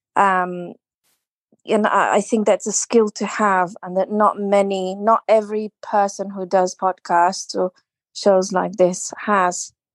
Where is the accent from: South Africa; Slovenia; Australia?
Slovenia; now in United Kingdom; I'm originally from Slovenia, but I live in the U K now.